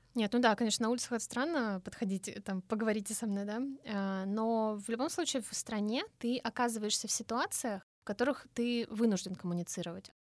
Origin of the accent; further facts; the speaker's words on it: Russia; Я из России